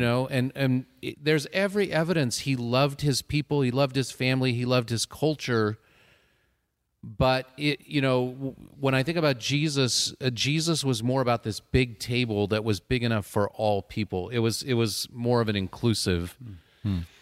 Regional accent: Southern California, United States; I didn't grow up in the South, I grew up in Southern California

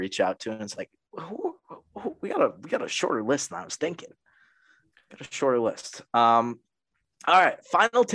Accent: Connecticut, United States; I'm from Connecticut

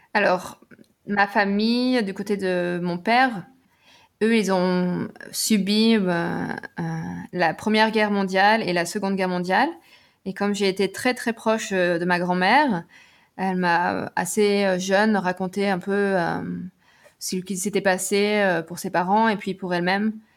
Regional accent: Nevers, Bourgogne-Franche-Comté, France; moved away as an adult; also born or lived in England / United States; now in Berlin, Germany; à Nevers, en Bourgogne, là où j'ai grandi

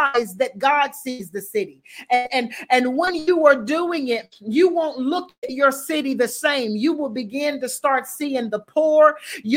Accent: the South, United States; I'm from the South. And believe it or not, it gets cold in the South, but it don't get Chicago cold

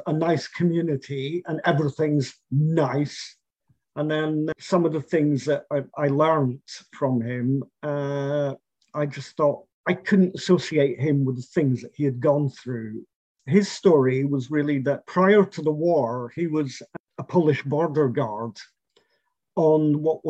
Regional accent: St Andrews, Scotland, United Kingdom; moved away as an adult; now in Poland; I was brought up in Scotland amongst a whole host of people that he had been in the army

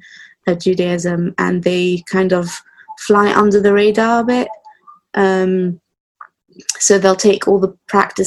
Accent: London, United Kingdom; I'm … from London.

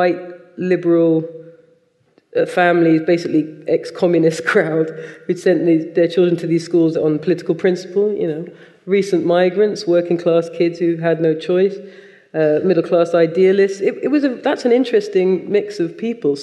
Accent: United Kingdom; when I was about 12, having a discussion with some other Jamaican British children

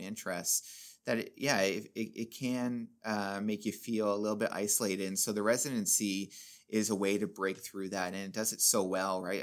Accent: Sundridge, Ontario, Canada; I grew up in Sundridge

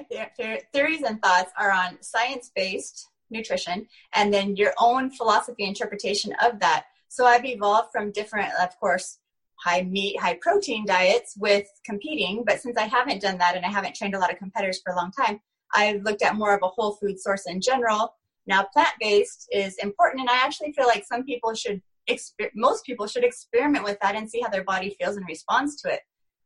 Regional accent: Oregon, United States; now in Utah, United States; In Oregon. It's a small little, about 1,500 people in my town.

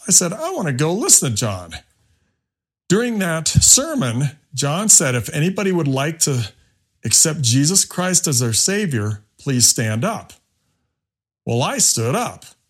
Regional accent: Bethesda, Maryland, United States; moved away as an adult; also born or lived in Fort Collins, Colorado; now in Arvada, United States; When I was a teenager growing up in Bethesda, Maryland, in the late nineteen seventies

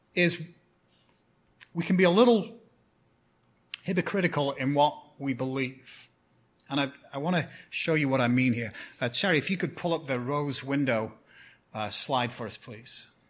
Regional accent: 10 miles from Bolton, North West England, United Kingdom; moved away; It's a town called Bolton, which is 10 miles from my hometown.

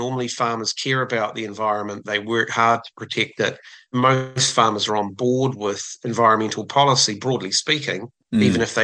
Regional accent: Southland, New Zealand; I grew up in Southland, and we had a lot of, farming was extremely prominent down there

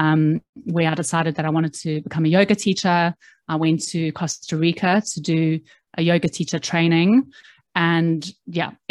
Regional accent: South Africa; moved away as an adult; now in London, United Kingdom; I moved to London from South Africa when I was 21 years old, and uh, I didn't really know what I wanted to do.

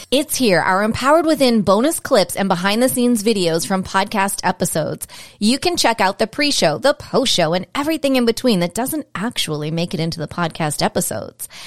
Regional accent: New England, United States; also born or lived in Baltimore, Maryland; I grew up in New England

